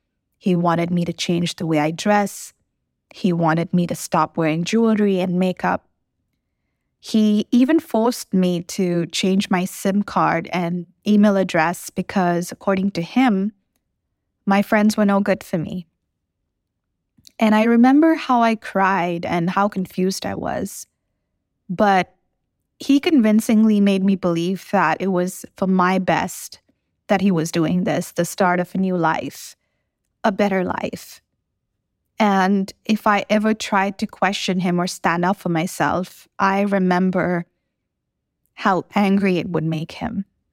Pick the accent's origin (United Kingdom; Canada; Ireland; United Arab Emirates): United Arab Emirates; Dubai; The first memory I have of being a kid was growing up in Dubai with my dad heavily drunk, hitting my mom. Those were turbulent times considering we were in such a situation as an expat in a foreign country.